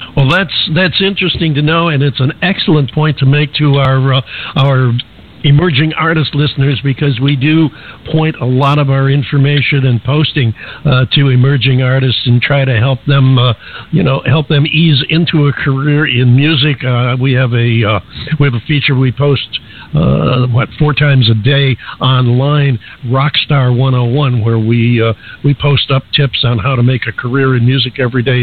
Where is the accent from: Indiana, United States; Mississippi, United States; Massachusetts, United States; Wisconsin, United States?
Massachusetts, United States; Boston; being a Bostonian